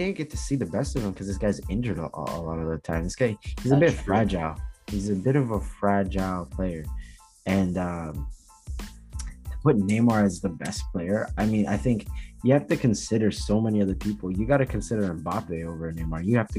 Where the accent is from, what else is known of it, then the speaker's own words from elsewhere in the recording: Jamaica; You know, I'm Jamaican, so you know it's a bit of a bias.